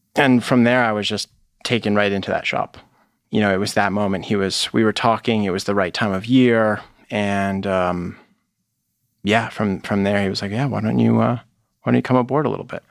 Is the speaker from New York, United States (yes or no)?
no; Connecticut, United States; moved away as an adult; also born or lived in Vermont; now in Boston, United States; I grew up in Connecticut, um, basically through high school